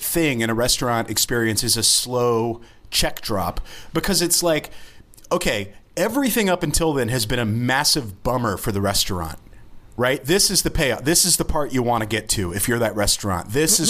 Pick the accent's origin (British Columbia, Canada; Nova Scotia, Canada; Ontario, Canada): Ontario, Canada; Kingston; born there; I was born in Kingston, Ontario.